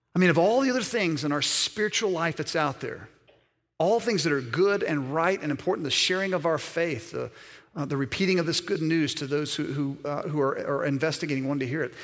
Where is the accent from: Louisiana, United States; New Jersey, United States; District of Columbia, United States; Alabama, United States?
Alabama, United States; also born or lived in Mississippi; Born in Mississippi, raised primarily in Alabama